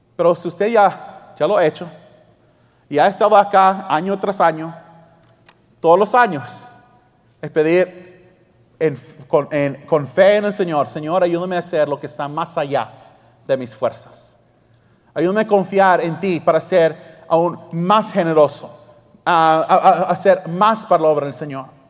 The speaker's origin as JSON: {"language": "Spanish", "country": "Australia", "tie": "born or raised there", "moved": "yes", "said": "yo me crié en Australia"}